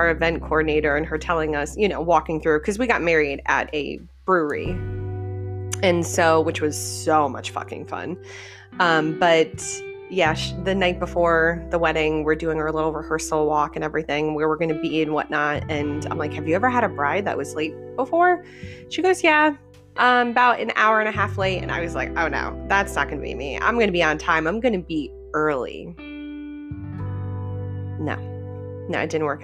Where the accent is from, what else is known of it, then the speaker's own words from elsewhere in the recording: Connecticut, United States; moved away as an adult; now in Florida, United States; we grew up in Connecticut and we moved down to Florida in 2017.